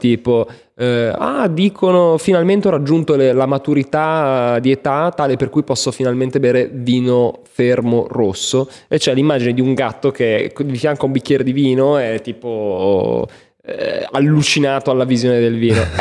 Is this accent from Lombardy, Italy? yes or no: yes; Milan, Lombardy, Italy; da milanese ribadisco che non è che ha viaggiato